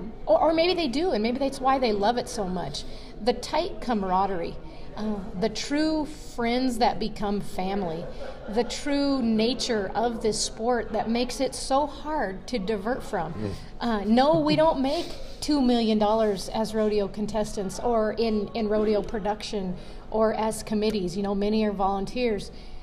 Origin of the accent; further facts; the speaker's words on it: Colorado, United States; now in Montana, United States; Whether I'm from Colorado or live in Montana, I don't like the cold.